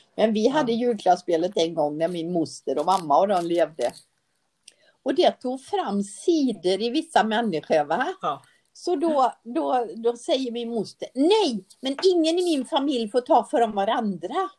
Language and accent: Swedish; Sweden; jag är född i Sverige